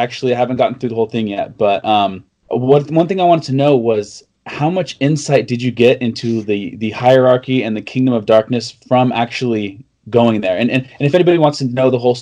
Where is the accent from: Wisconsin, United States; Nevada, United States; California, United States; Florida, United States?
California, United States; moved away as an adult; now in Missouri, United States; I'm originally from California, but then God called me and my wife out to Missouri, so we're out here in Missouri.